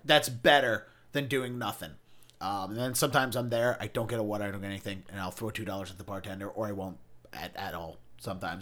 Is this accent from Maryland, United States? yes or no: yes; Baltimore, Maryland, United States; moved away as an adult; now in Boston, United States; I grew up in Baltimore County